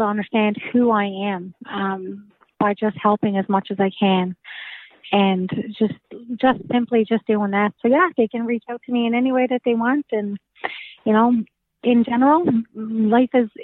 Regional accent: Newfoundland and Labrador, Canada; I'm from Newfoundland

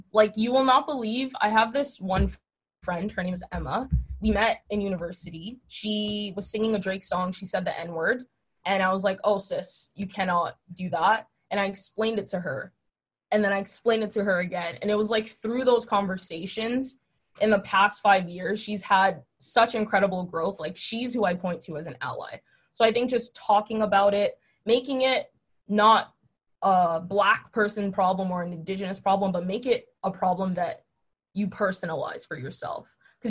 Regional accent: Nigeria; now in Chicago, United States; Growing up in Nigeria, obviously, it's Black. And then when we came to Chicago, it was kind of, I was Black, but I wasn't really Black because I was African. So we had like the name calling, the accent.

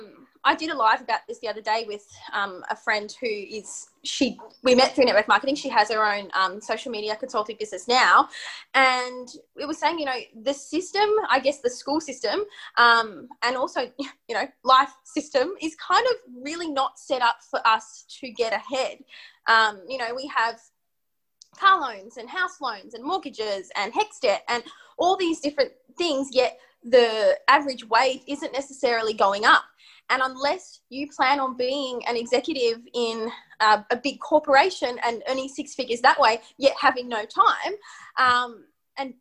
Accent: Melbourne, Victoria, Australia; I grew up in Melbourne

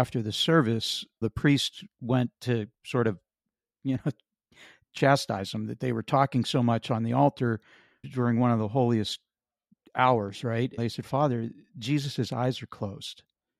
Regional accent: Pennsylvania, United States; And growing up in Western Pennsylvania, we lived in an area where there was a Catholic church on literally every corner.

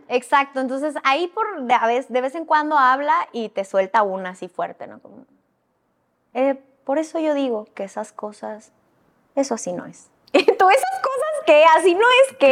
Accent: northern Mexico, Mexico; como niña norteña, criada en provincia

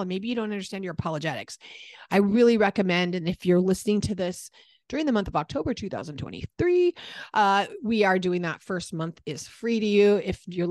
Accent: San Diego, California, United States; moved away; I grew up in San Diego.

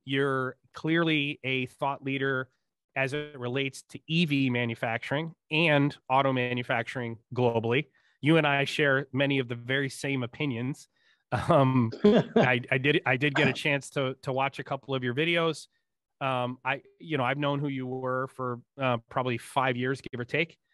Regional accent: Northeast, United States; I grew up in the Northeast in the nineteen eighties

